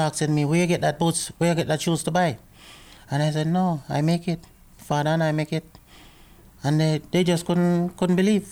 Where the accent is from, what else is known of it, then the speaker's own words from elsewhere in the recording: Jamaica; also born or lived in Kingston, Jamaica / Port Antonio, Jamaica; now in Edmonton, Canada; I was born in Kingston, that's the capital of Jamaica.